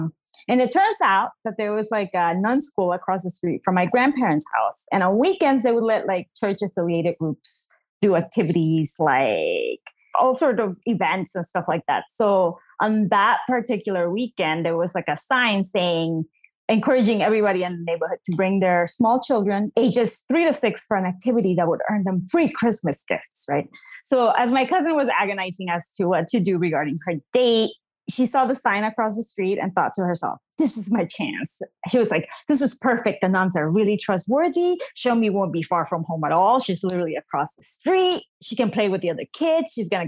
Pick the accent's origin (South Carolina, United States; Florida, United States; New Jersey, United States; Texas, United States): New Jersey, United States; born there; also born or lived in Bolivia; I was born in New Jersey, but both my parents are Bolivian immigrants.